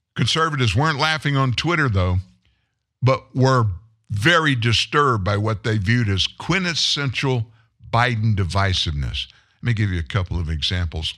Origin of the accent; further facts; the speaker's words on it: the South, United States; I grew up in the South